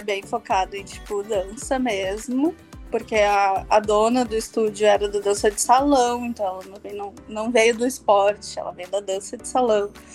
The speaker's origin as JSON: {"language": "Portuguese", "town": "Porto Alegre", "region": "Rio Grande do Sul", "country": "Brazil", "said": "eu sou de Porto Alegre, então eu sou do Rio Grande do Sul, sul, sul, sul desse país."}